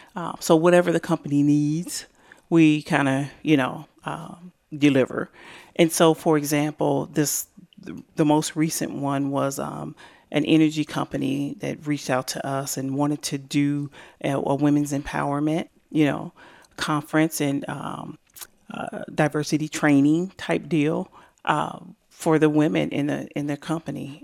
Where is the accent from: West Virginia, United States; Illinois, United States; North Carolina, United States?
Illinois, United States; Decatur; now in Bloomington, United States; born and raised in Decatur, Illinois